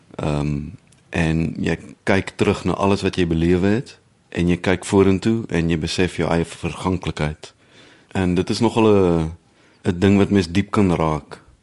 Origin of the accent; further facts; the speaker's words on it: South Africa; moved away as an adult; also born or lived in Bloemfontein / Netherlands; Ek is in die Oos-Kaap gebore. Ek het op verliesdop groot geword